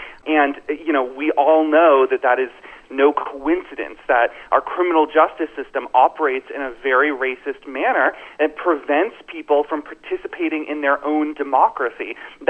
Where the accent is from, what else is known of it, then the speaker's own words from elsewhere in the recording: Florida, United States; Florida, as you know, is my home state.